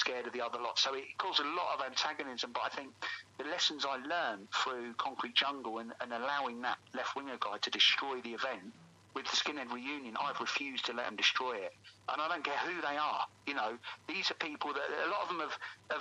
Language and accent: English; High Wycombe, South East England, United Kingdom; I'm a guy from High Wycombe, from a council estate in Wycombe, who grew up in a very multicultural society.